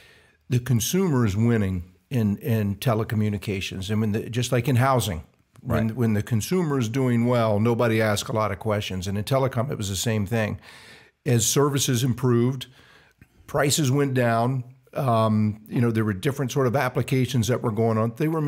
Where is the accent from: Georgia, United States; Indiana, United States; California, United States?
Georgia, United States; Savannah; also born or lived in Atlanta, Georgia / West Virginia; I was raised in Savannah, Georgia, and Atlanta, Georgia. And then my dad got transferred quite a bit. I ended up in West Virginia, went to West Virginia University.